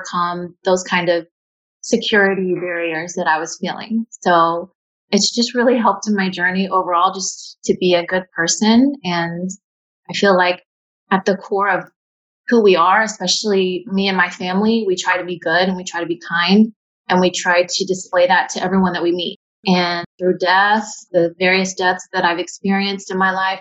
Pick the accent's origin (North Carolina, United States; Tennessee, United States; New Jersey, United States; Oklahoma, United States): Tennessee, United States; Maryville; moved away as an adult; also born or lived in American Samoa / Washington, D.C.; now in Hawaii, United States; I was born in American Samoa and adopted. My family was from East Tennessee, a small town called Maryville, Tennessee. And I grew up my whole life in Tennessee